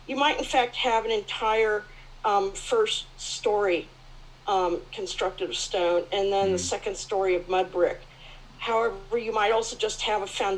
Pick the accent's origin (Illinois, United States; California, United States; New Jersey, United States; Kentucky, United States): California, United States; now in Melbourne, Australia; I'm actually from California